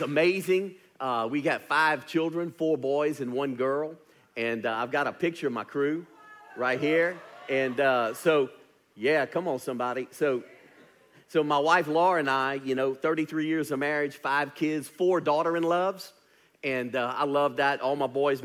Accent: Louisiana, United States; now in Birmingham, United States; I was born and raised in Louisiana

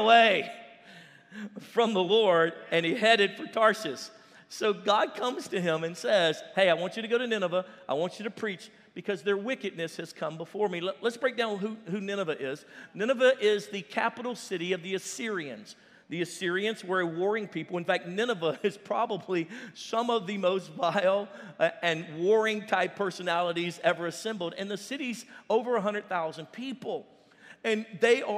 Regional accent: Louisiana, United States; I'm from Louisiana

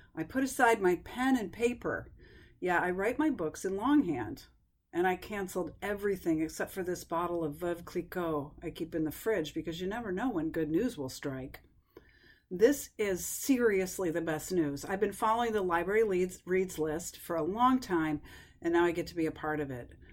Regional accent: upstate New York, United States; my childhood memories are tied up with my hometown library in upstate New York

